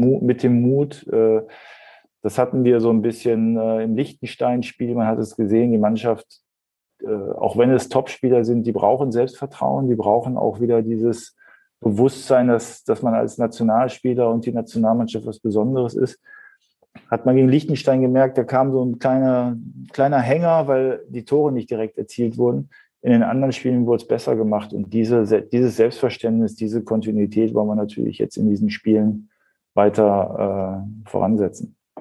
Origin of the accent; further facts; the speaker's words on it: Ruhr area, North Rhine-Westphalia, Germany; moved away as an adult; also born or lived in Hamburg; das war das erste Mal, wo ich dann auch äh, aus meiner Heimatstadt äh, ausgezogen bin